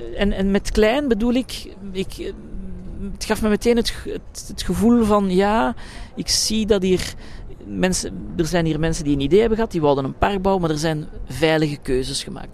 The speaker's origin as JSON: {"language": "Dutch", "town": "Brussels", "region": "Brussels-Capital Region", "country": "Belgium", "tie": "born or raised there", "said": "In mijn thuisstad Brussel"}